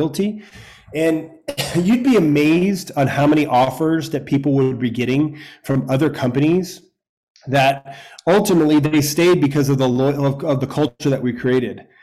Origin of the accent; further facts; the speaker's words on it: a small town in Florida, United States; also born or lived in New York; we moved to a small town in Florida after I was born in New York, and my dad started the local fire department with his buddies, and he remained the fire chief of a volunteer fire department, probably had 50 or so guys from our hometown